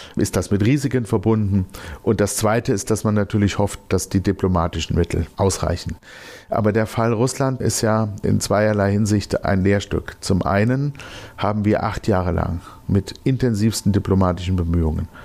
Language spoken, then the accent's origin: German; Germany; Wir als Deutsche